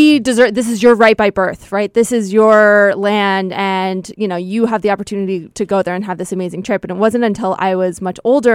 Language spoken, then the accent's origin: English; United States; so I'm Jewish and I've never been to Israel. I, as an American Jew